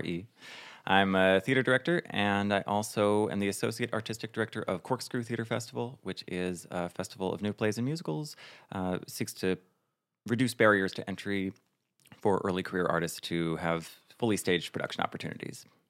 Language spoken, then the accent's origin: English; northern New Jersey, United States; moved away as an adult; also born or lived in Plano, Texas; now in New York, United States; I was born in Plano, Texas, and I didn't grow up there. I grew up in New Jersey, northern New Jersey, and then I've been in New York for ten years